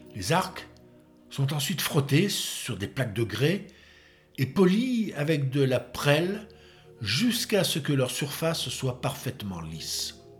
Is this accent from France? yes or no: yes; France; chez nous en France